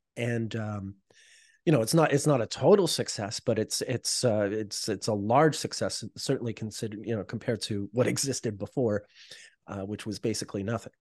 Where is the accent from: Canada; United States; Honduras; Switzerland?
Canada; I'm Canadian